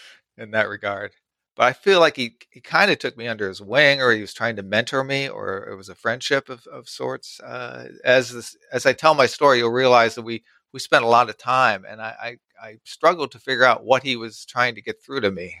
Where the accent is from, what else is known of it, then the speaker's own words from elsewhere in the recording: United States; I'm an American.